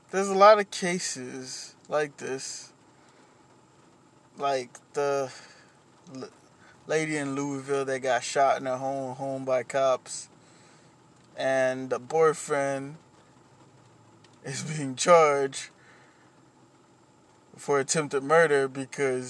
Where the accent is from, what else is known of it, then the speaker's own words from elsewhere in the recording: Haiti; moved away; When I was a kid, I grew up in Haiti.